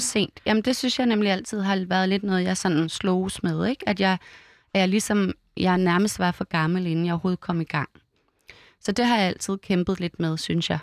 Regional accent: Vium, Central Denmark Region, Denmark; det var ikke rigtig det, man gjorde i Vium, hvor jeg er vokset op

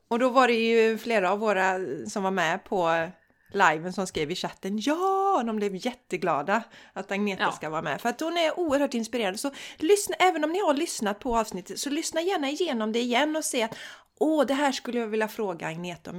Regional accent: Borås, Västra Götaland, Sweden; also born or lived in Landvetter; jag är ju från Borås också

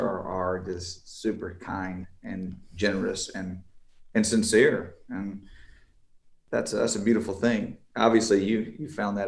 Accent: Beaumont, Texas, United States; also born or lived in Vidor, Texas; now in Houston, United States; I was born in Beaumont, and spent my life, you know, in between those two towns, Vider and Beaumont.

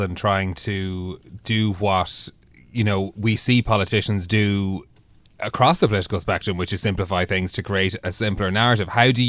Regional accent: Dublin, Leinster, Ireland; I'm from Dublin, yeah.

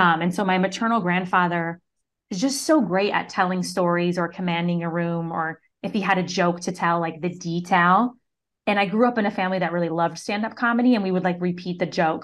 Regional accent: Syracuse, New York, United States; I grew up in Syracuse, New York

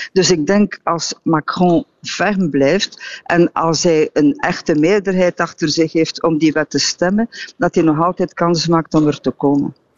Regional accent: Belgium

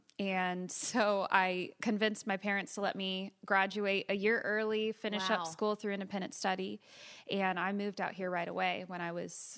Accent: California, United States; also born or lived in Florida / Marietta, Georgia; So we moved. I was born in Florida, and then we lived in Marietta, Georgia until I was five. And then we moved to California.

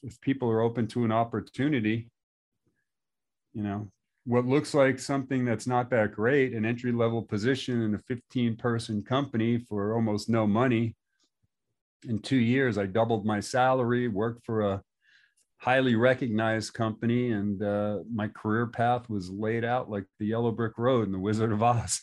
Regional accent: New York, United States; moved away as an adult; also born or lived in Long Beach, California; my neighborhood where I grew up in New York

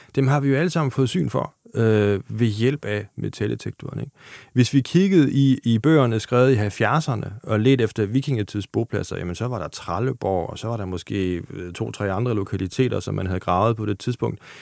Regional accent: Germany; Danish is a second language; moved away; som tysker

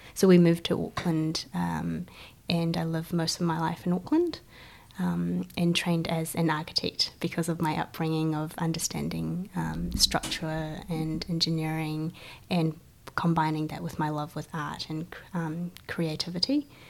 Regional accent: Guangzhou, Guangdong, China; also born or lived in New Zealand; now in Christchurch, New Zealand; So, I am uh, Chinese born. Um, I come from Guangzhou, China

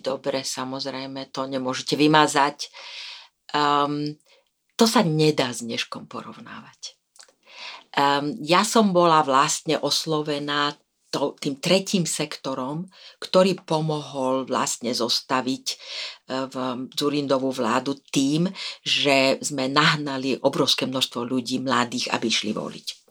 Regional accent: Slovakia; som bola prvá žena veľvyslankyňa ako Slovenka

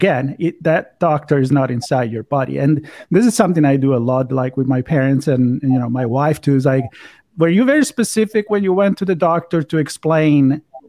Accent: Italy; English is a second language; I'm from Italy, so I'm a fan of the Mediterranean diet.

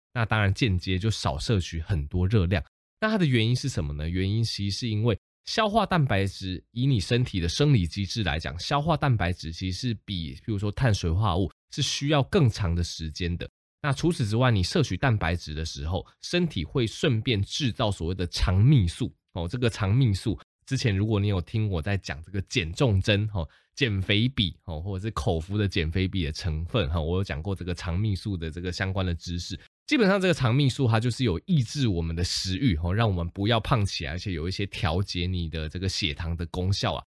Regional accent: Taiwan; 我们台湾人就会对这个流感多了几分的保护

